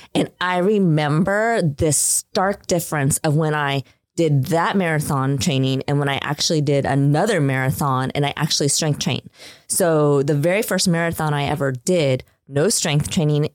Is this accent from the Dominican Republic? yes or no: no; Midwest, United States; I was raised in the Midwest. I went to high school in the Midwest in a very small town.